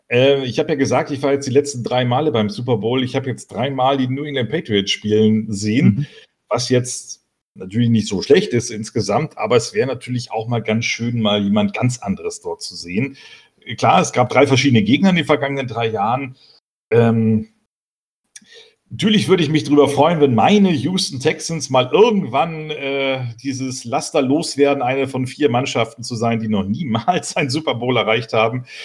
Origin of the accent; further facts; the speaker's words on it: Berlin, Germany; ich komme nun aus Berlin und ich denke immer, wenn die NFL nach Deutschland kommt, dann müssen sie eigentlich in Berlin spielen